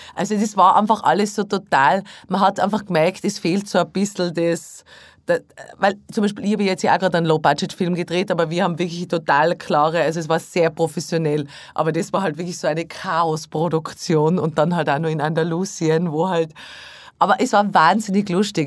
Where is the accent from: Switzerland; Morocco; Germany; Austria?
Austria; Tyrol; moved away; My Hausberg in Tirol